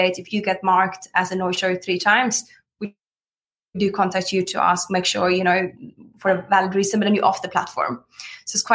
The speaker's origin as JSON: {"language": "English", "country": "Sweden", "moved": "yes", "lives_now": "United Kingdom", "said": "I'm from Sweden, but I've been here for 13 years"}